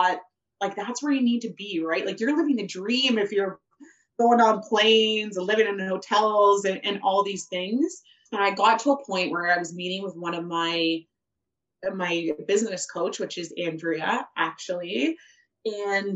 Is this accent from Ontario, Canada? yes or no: yes; Rockwood, Ontario, Canada; also born or lived in Guelph; I grew up in Rockwood, and I had to get busted into high school here. So this very much is my old stomping grounds